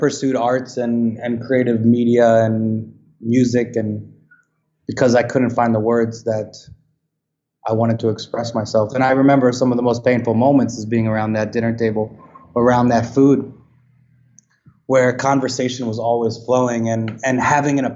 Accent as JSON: {"language": "English", "area": "Westchester County", "region": "outside New York City", "country": "United States", "tie": "born or raised there", "said": "I grew up outside New York City, Westchester County"}